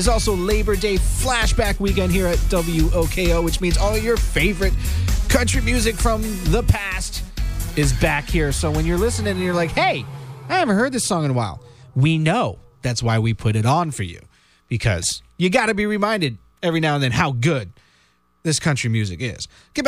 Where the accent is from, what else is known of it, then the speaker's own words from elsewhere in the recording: Florida, United States; I'm from Florida. I was raised around the water.